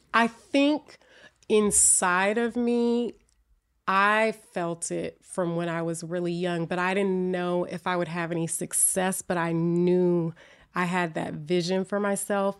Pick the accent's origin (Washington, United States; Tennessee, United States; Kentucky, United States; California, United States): California, United States; Oakland; also born or lived in Berkeley, California; I was born in Oakland, but I grew up in Berkeley and Oakland